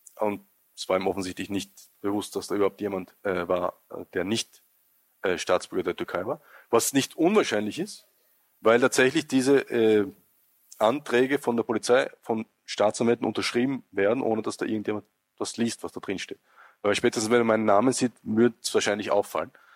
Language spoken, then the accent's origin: German; Austria; als Österreicher